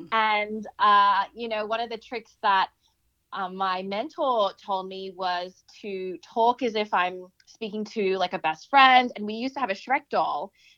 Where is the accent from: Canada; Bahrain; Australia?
Australia; growing up in Australia and then, you know, having that experience of bullying